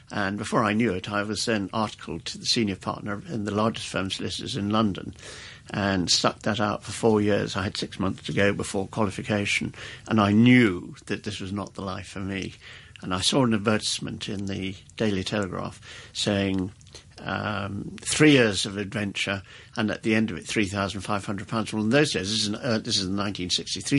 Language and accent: English; Bangalore, Karnataka, India; born there; And I was born in Bangalore in 1943.